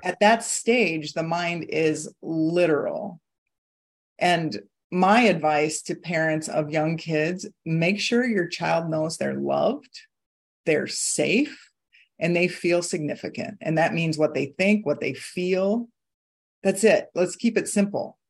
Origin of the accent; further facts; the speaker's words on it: Iowa, United States; moved away; I was born and raised in Iowa, and I am back in Iowa right now